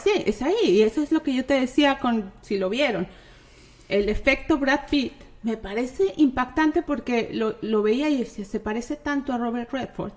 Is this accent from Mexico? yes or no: yes; Mexico; como mexicana